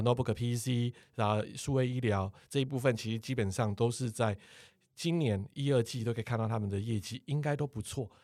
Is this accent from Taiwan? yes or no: yes; Taiwan; 我们台湾人